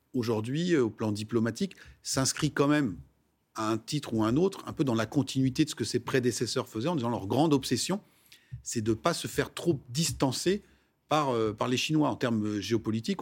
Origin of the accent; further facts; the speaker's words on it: France; chez nous en France